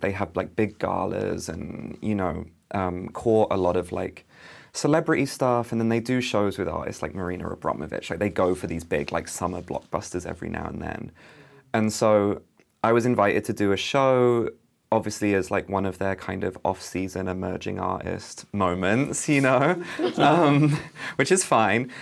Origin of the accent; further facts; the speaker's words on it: United Kingdom; also born or lived in London; as a British artist who lived in London, studied in London